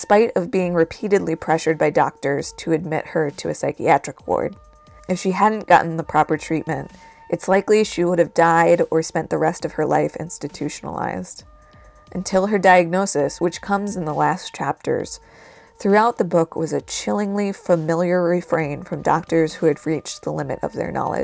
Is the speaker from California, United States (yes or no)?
no; New Jersey, United States; my home state of New Jersey